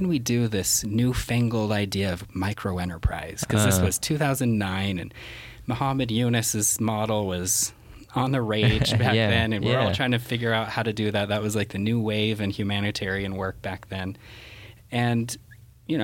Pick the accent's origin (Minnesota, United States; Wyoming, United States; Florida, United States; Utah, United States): Utah, United States; Salt Lake City; we're from Salt Lake